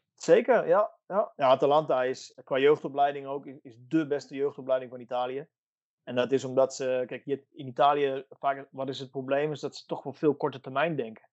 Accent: Netherlands; moved away as an adult; now in Italy

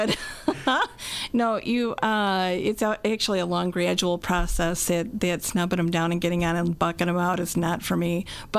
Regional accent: Glen Ellyn, Illinois, United States; moved away; also born or lived in Grundy County, Illinois; I grew up in Glen Ellen.

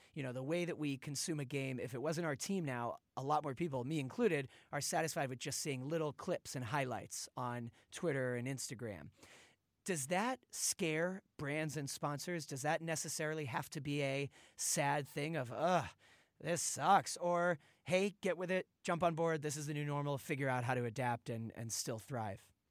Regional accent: Boston, Massachusetts, United States; I'm from Boston

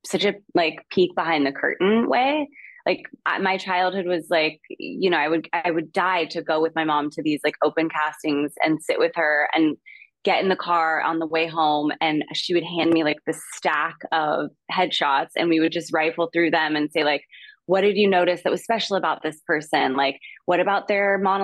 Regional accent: Calabasas, California, United States; I grew up in the Kardashian, now center of the Kardashian saga

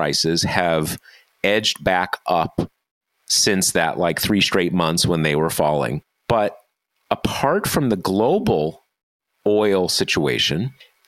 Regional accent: Southern California, United States; I grew up in Southern California

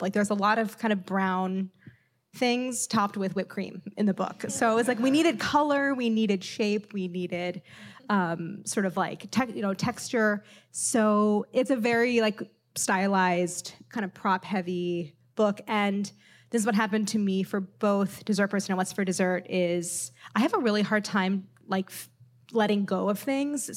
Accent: St. Louis, Missouri, United States; moved away; Saint Louis in my hometown

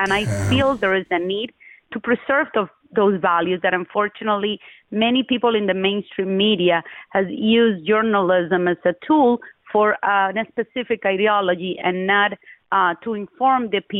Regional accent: Costa Rica; moved away as an adult; also born or lived in Cuba; now in United States; I'm Cuban by birth. I tell people I'm Costa Rican by adoption, and I am an American by choice.

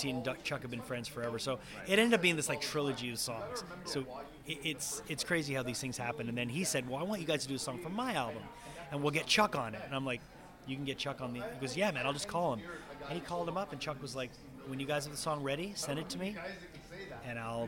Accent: Montreal, Quebec, Canada; I'm from Montreal

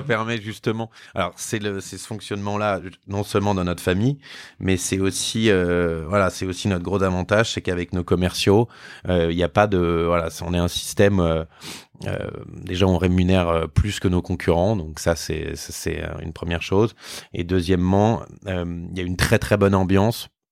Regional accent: Boulogne-Billancourt, Île-de-France, France; on habite à Boulogne

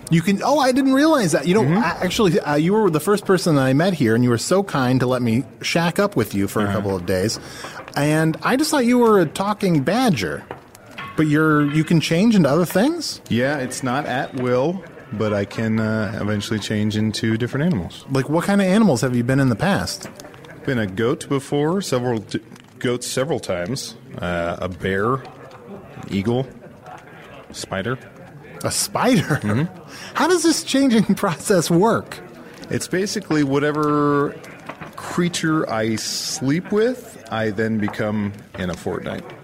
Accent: Chicago, Illinois, United States; I'm from Chicago, and I guess it's worth mentioning that Chicago is on the planet Earth.

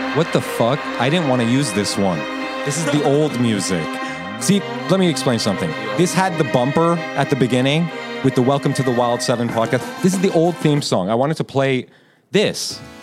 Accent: United States; I was born here, Persian American

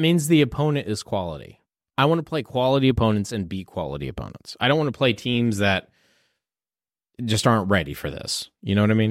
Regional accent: Houston, Texas, United States; moved away; I'm from Houston

